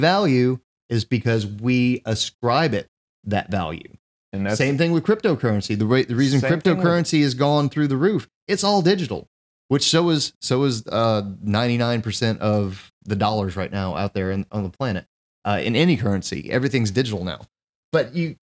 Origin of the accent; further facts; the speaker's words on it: United States; as an American